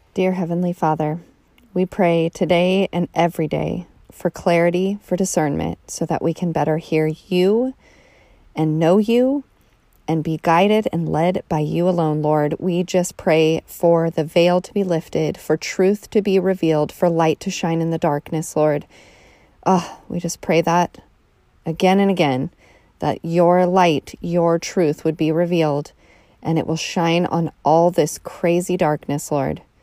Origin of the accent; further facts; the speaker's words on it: United States; as an American